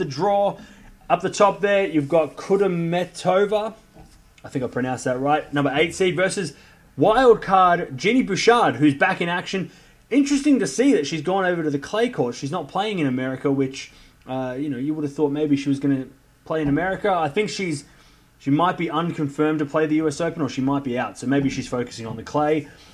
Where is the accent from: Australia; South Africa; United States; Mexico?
Australia; I'm from Australia